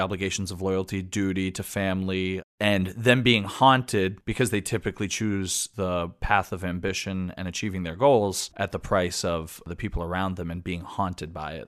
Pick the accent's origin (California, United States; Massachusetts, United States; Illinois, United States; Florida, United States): Massachusetts, United States; outside of Boston; now in New York, United States; I grew up outside of Boston